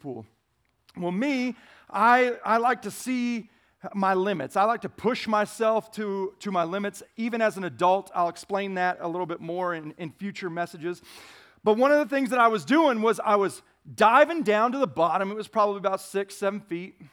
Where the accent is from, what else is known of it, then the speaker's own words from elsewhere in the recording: Lodi, California, United States; moved away as an adult; now in Queen Creek, United States; I grew up in a little farming town in Northern California known as Lodi.